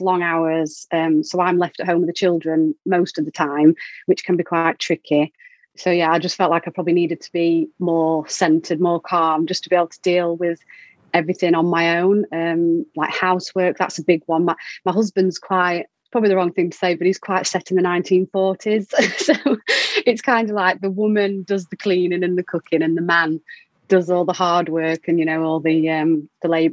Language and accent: English; Doncaster, Yorkshire and the Humber, United Kingdom; moved away as an adult; now in Peterborough, United Kingdom; So I was born in Doncaster and lived there, and then moved here when I met my husband, and now live in Peterborough.